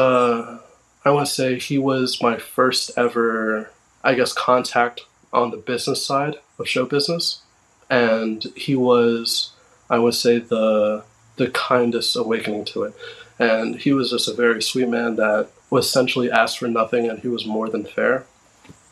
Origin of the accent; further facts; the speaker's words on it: Westbury, New York, United States; my hometown